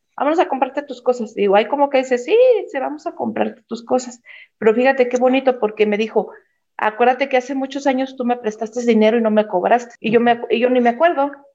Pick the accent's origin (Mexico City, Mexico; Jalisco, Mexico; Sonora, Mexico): Mexico City, Mexico; moved away as an adult; now in Zacatecas, Mexico; yo soy originalmente de Ciudad de México, pero me vine de vacaciones acá y acá fue donde me casé, acá en Zacatecas.